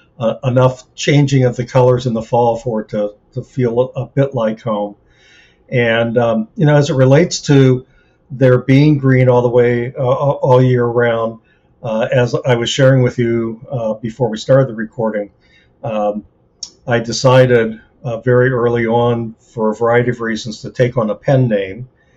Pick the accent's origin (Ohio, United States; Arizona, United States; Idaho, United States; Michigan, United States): Ohio, United States; now in Pacific Northwest, United States; I'm originally from the Midwest, from Ohio specifically.